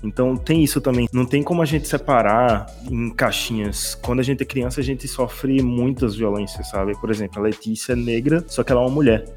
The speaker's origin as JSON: {"language": "Portuguese", "region": "Northeast Region", "country": "Brazil", "said": "eu sou do Nordeste"}